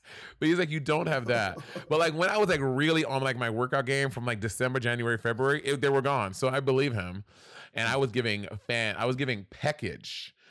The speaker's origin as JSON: {"language": "English", "town": "New York City", "region": "New York", "country": "United States", "tie": "born or raised there", "said": "growing up in New York City"}